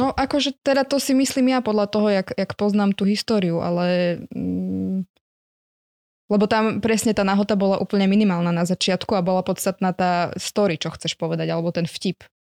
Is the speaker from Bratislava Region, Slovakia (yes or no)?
yes; Bratislava, Bratislava Region, Slovakia; z Bratislavy, z Dubravky som